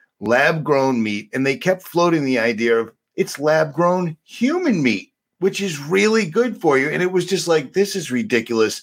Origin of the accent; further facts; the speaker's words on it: United States; I'm an American. I'm actually kind of what you would consider the quintessential American for the most part.